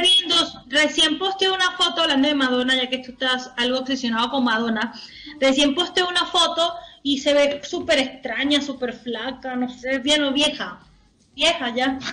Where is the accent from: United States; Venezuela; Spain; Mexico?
Venezuela; now in Chile